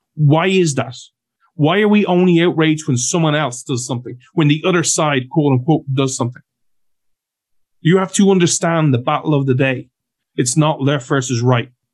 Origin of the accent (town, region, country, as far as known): Ireland